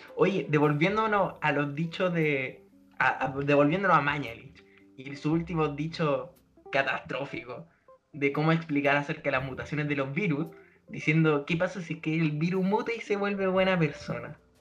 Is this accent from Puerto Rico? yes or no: no; Puente Alto, Santiago Metropolitan Region, Chile; Somos de Puente Alto